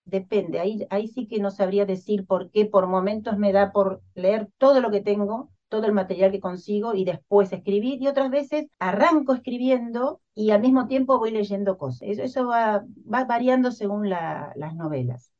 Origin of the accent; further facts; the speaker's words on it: Argentina; soy argentina, vivo en Buenos Aires